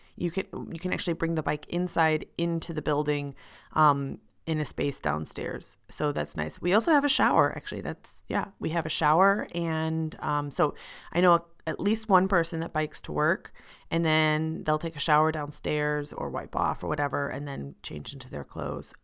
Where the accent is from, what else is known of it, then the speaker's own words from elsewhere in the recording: United States; moved away as an adult; now in Switzerland; I'm an American professional living and working in Switzerland